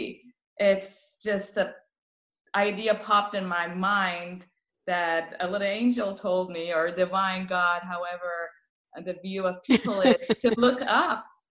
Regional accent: Tehran, Tehran Province, Iran; first language Persian; English is a second language; now in Hollister, United States; I came from Tehran to Hollister, California, doing palliative care

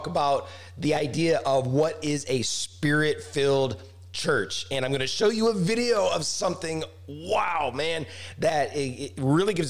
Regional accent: Branson, Missouri, United States; my hometown, the amazing Branson, Missouri.

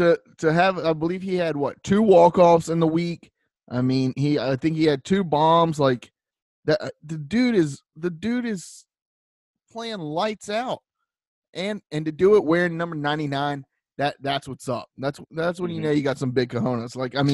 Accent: Tinley Park, Illinois, United States; I'm from Tinley Park. The listeners don't know anything about that.

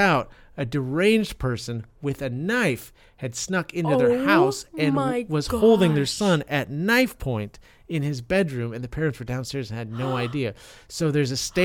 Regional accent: Tacoma, Washington, United States; growing up in Tacoma

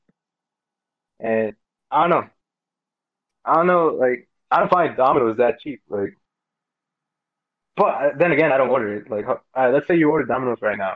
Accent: Mexico; born or raised there; moved away

